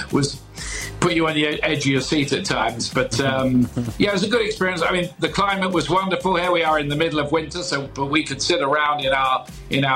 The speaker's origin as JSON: {"language": "English", "region": "England", "country": "United Kingdom", "said": "being English"}